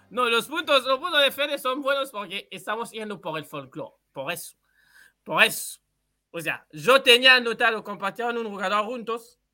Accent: Kinshasa, DR Congo; moved away; yo soy de Kinshasa, que en Uruguay sería como estar en Montevideo

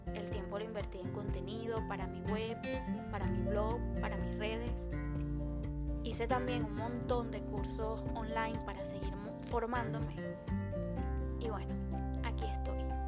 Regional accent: Venezuela; moved away as an adult; also born or lived in Madrid, Spain; now in Spain; En mi país, Venezuela, para los que no saben de dónde vengo, realicé mi primer curso de maquillaje

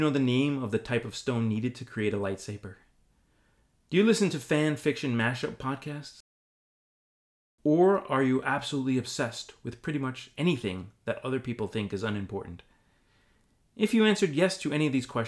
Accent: United States; I'm an American

